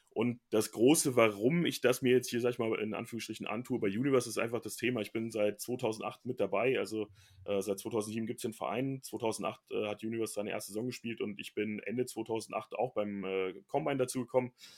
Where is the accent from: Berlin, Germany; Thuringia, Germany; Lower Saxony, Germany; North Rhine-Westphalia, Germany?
Lower Saxony, Germany; Braunschweig; also born or lived in Bielefeld; now in Frankfurt, Germany; mein Heimatverein bleiben, wo ich herkomme